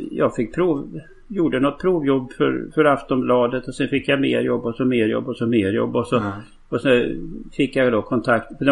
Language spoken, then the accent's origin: Swedish; Sundsvall, Västernorrland County, Sweden; born there; Det, det här är alltså strax utanför söder om Sundsvall där jag är född. Eh, en, en mil söder om Sundsvall.